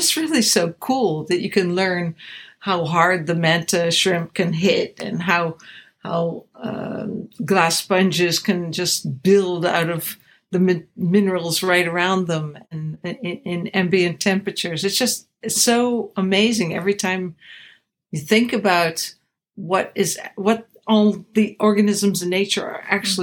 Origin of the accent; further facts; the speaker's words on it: the Berkshires, Massachusetts, United States; growing up in the Berkshires in Massachusetts as a kid